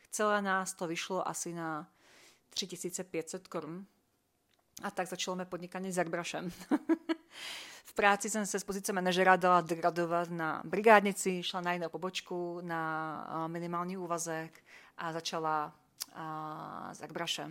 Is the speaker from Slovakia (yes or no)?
yes; Slovakia; jestli jsem Slovenka, jop, jsem